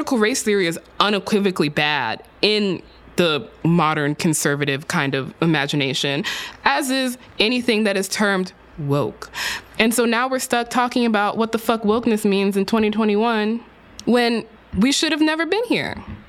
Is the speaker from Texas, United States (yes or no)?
yes; Texas, United States; In my home state of Texas